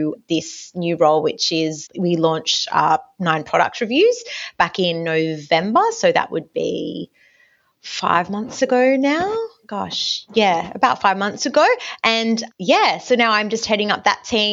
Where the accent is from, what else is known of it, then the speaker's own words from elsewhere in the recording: Newcastle, New South Wales, Australia; I grew up in Newcastle. I was studying there at Newcastle Uni